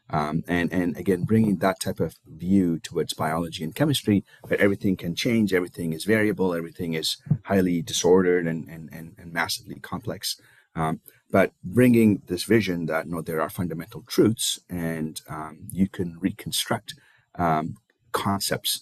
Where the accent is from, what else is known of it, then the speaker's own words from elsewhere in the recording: India; moved away as an adult; now in United States; I was born and raised in India. I came to the US for my graduate studies